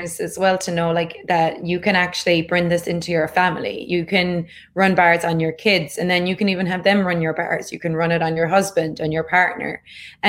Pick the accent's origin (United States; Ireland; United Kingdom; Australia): Ireland; growing up in Ireland